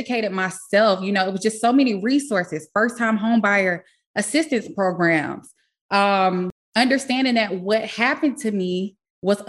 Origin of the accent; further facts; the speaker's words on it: South Carolina, United States; moved away; I am originally from South Carolina